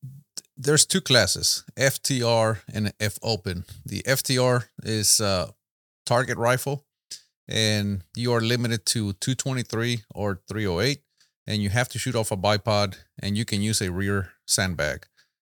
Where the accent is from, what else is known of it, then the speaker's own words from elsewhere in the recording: San Antonio, Texas, United States; San Antonio, Texas.